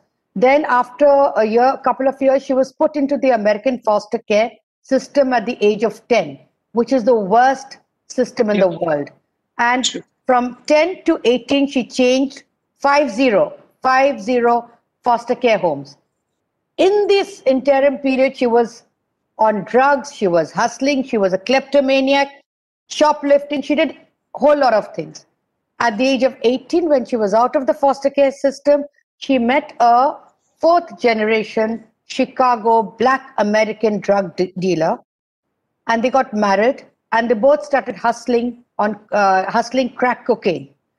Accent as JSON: {"language": "English", "country": "India", "said": "I'm an Indian. So it's very sad."}